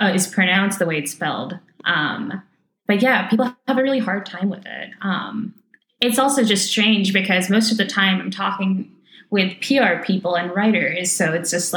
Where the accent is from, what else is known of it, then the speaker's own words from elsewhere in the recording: Indonesia; moved away; I grew up in Indonesia